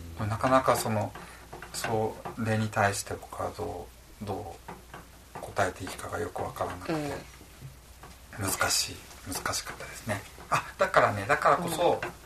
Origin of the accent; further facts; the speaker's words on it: Tokyo, Japan; moved away as an adult; also born or lived in Egypt; now in Asago, Japan; 東京の実家で一年間ニートした